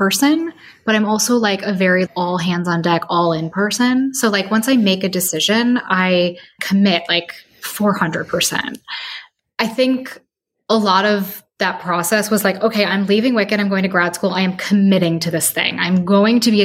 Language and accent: English; Chicago, Illinois, United States; moved away as an adult; So I grew up in Chicago, which is why I moved back to Chicago.